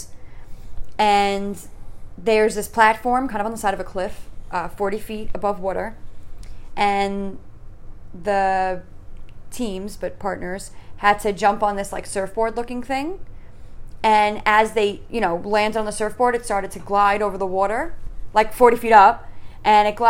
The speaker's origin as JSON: {"language": "English", "region": "New York", "country": "United States", "tie": "born or raised there", "said": "We grew up in New York"}